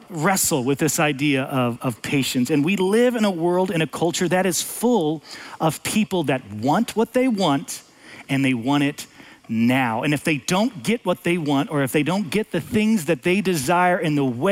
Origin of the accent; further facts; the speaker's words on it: United States; as an American, as a father, as a husband